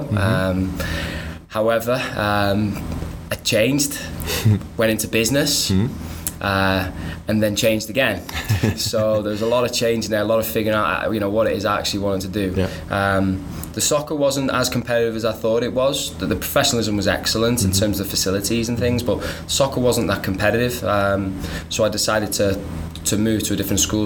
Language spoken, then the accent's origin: English; North Wales, United Kingdom; now in United States; born and raised in North Wales